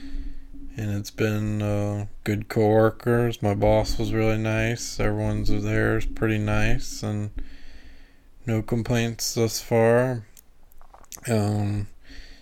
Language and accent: English; Louisiana, United States; now in St. Louis area, United States; I'm from Louisiana